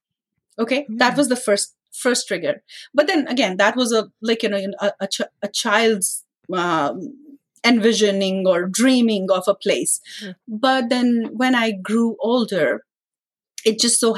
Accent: India; moved away as an adult; now in Canada; when I was growing up in India

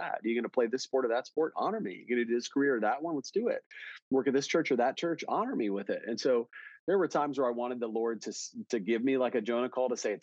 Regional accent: Milwaukee, Wisconsin, United States; now in Dallas, United States; I grew up in Wisconsin pretty much. I grew up around Milwaukee

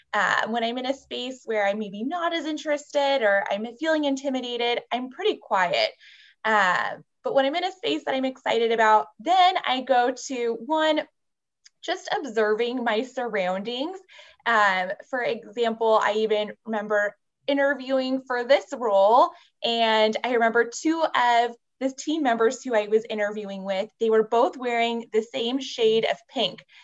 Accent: San Jose, California, United States; It's my hometown, San Jose, California

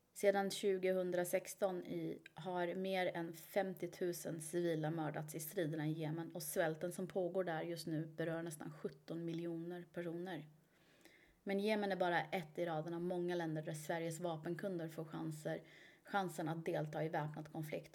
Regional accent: Iran; Jag är ju iranier

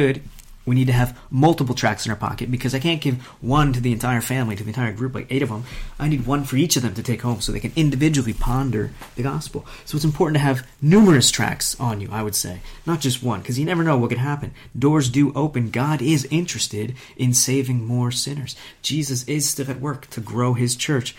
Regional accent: United States; moved away as an adult; now in Italy; we're American

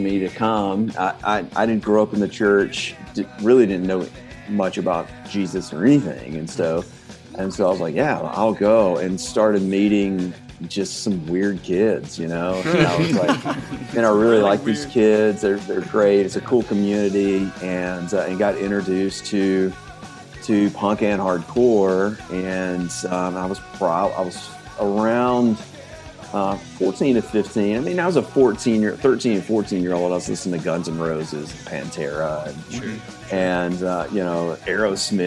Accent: Birmingham, Alabama, United States; I grew up in Birmingham, and in the 90s, so I'm 41

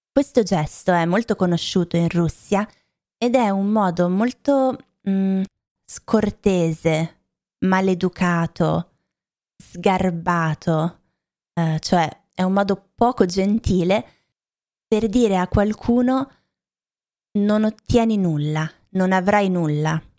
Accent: Lombardy, Italy; Io vengo dalla Lombardia, ve l'ho detto tante volte, da vicino a Milano, ho anche studiato a Milano, ma ho cambiato poi città, regioni, paesi tantissime volte e ehm, non mi sento per niente milanese, non credo di avere un accento milanese

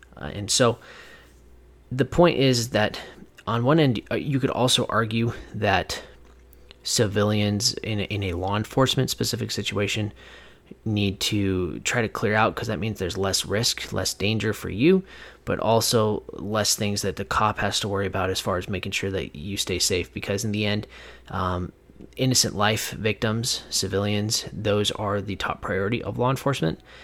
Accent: Whatcom County, Washington, United States; moved away; back in my hometown where I grew up. Uh, you know, years ago, and that is a place called Whatcom County.

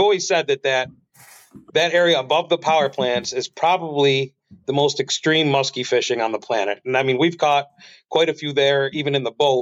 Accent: New York, United States; I'm from the U.S. side. I'm from New York. So if you were over there on Pebbly Beach, I mean, odds are that we were directly across from you. You know, we were fishing the U.S. side from Art Park to the Whirlpool. You know, same thing, grew up down there

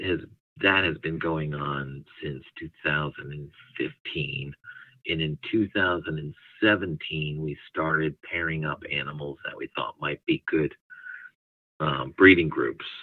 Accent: Northeast, United States; now in Southeastern United States; I ended up in the southeastern United States. I'm originally from the Northeast

